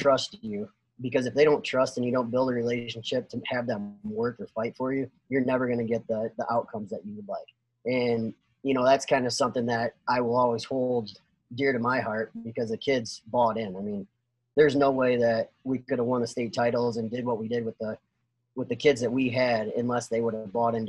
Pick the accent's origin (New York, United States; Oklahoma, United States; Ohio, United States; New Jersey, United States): Ohio, United States; Northwest; I'm from Northwest Ohio.